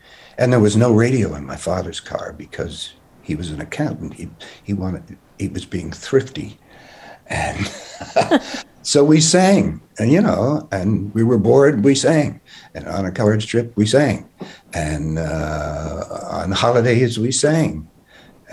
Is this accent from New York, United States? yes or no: yes; New York City, New York, United States; I was born when I in Queens, New York. So I grew up in an apartment there.